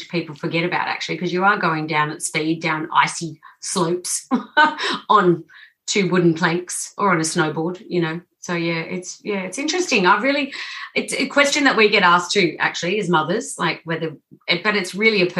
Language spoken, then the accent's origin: English; Gold Coast, Queensland, Australia; I met my husband in Silver Star. and I grew up on the Gold Coast and met.